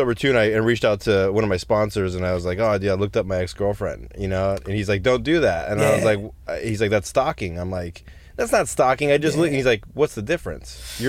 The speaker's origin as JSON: {"language": "English", "town": "Pasadena", "region": "California", "country": "United States", "said": "We're both from Pasadena."}